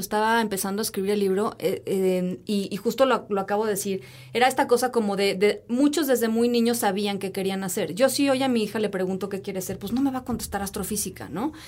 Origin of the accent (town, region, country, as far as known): Mexico